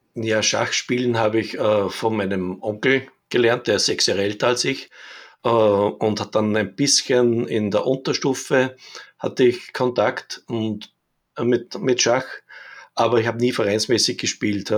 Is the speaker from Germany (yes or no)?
no; Linz, Upper Austria, Austria; ich bin ja aus Linz an der Donau, aus Oberösterreich